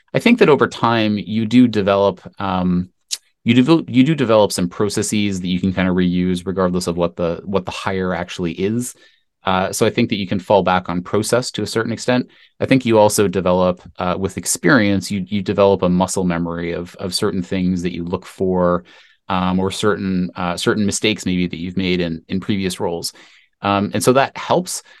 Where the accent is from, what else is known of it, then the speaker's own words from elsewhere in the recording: Canada; I am Canadian, company was, was based in Canada